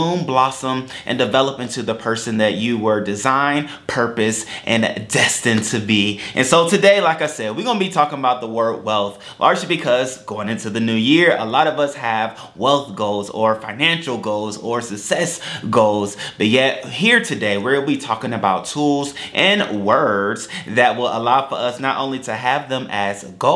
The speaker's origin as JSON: {"language": "English", "country": "United States", "said": "as an American"}